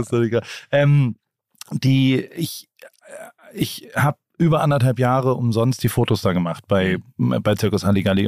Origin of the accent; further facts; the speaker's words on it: Heidelberg, Baden-Württemberg, Germany; Ich komme ja. aus einer Medizinerfamilie aus Heidelberg. Ah, mein, mein, Vater war Arzt ähm, meine Mutter ist Rechtsanwältin und ähm, dann bin ich da aufgewachsen